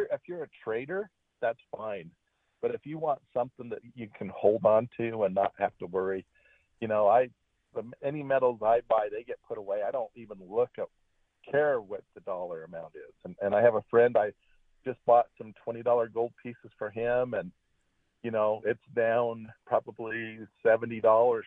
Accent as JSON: {"language": "English", "country": "United States", "tie": "born or raised there", "said": "I was born here"}